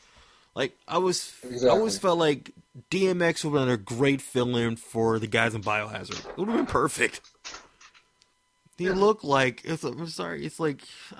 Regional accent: Maryland, United States; Like, nobody believes I'm from Maryland. I'm like, born and raised here, though, bro.

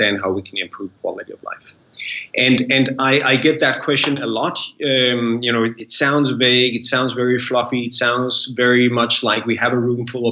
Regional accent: Denmark; being born in Denmark

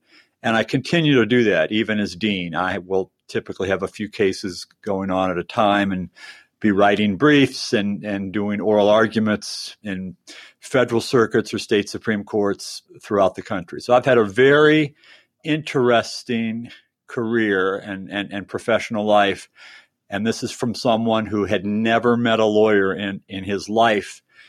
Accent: Chicago, Illinois, United States; I grew up in Chicago, went to a public high school in the Chicago suburbs.

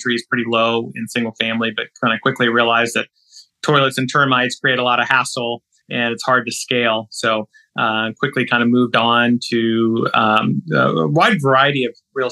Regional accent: Kansas City, Missouri, United States; moved away as an adult; also born or lived in Baltimore, Maryland; now in Louisville, United States; I grew up in Kansas City, son of two Indian immigrant kids, two immigrant parents, rather.

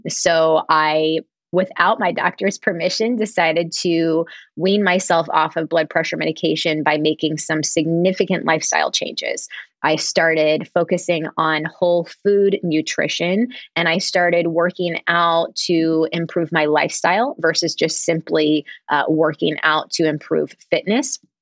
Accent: Harrisburg, Pennsylvania, United States; also born or lived in Smithtown, Long Island, New York; I was born in Smithtown, but my family moved to Harrisburg, Pennsylvania when I was in school

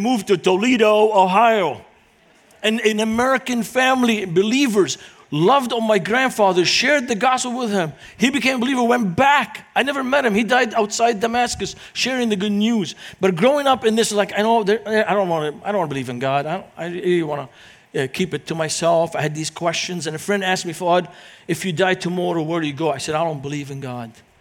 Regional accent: Beirut, Beirut Governorate, Lebanon; English is a second language; moved away as an adult; now in United States; growing up in Lebanon, it was during the Lebanese Civil War. And this is the city where I grew up in.

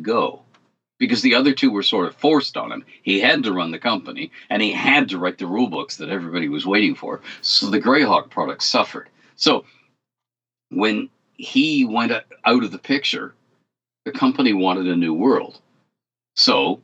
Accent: Canada; I'm Canadian

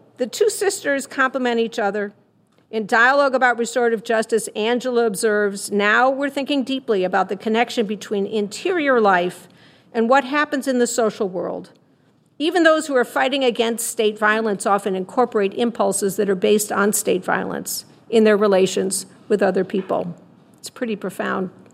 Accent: Chicago, Illinois, United States; I'm from Chicago

